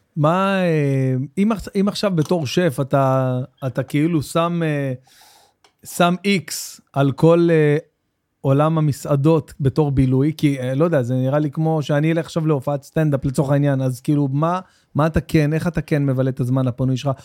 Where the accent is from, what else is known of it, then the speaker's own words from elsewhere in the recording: Jerusalem, Jerusalem District, Israel; גדלתי בנורית, ממש בנורית, בעיר גנים, בפנים